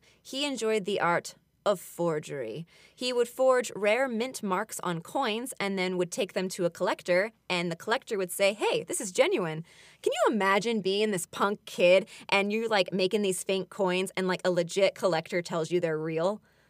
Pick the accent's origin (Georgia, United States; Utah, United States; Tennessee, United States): Utah, United States; Salt Lake City; moved away; also born or lived in Arizona / Las Vegas; I am from Salt Lake City originally. When my parents split up, we moved to, like, Arizona, and then later we moved to Vegas.